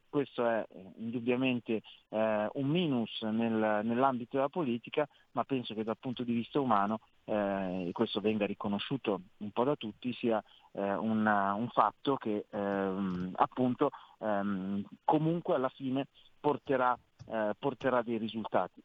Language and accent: Italian; Milan, Lombardy, Italy; sono milanese